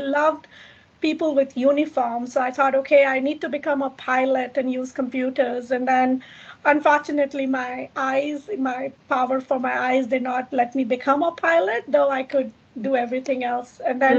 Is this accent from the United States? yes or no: no; Kenya; born there; So I was born in Kenya. I grew up in, you know, in 26 countries.